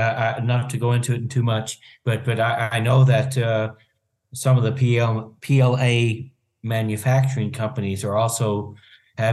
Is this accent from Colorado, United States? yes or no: no; Arkansas, United States; I'm from Arkansas.